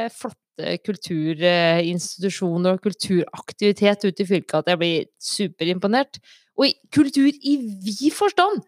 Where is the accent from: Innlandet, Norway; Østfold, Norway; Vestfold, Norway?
Innlandet, Norway; Stange; now in Ringsaker, Norway; Jeg er eh, fra Stange. Bor i Ringsaker